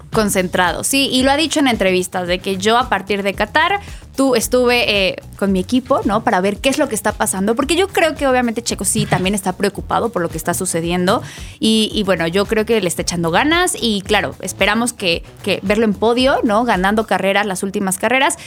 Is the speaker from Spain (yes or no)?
no; Mexico; nosotros como mexicanos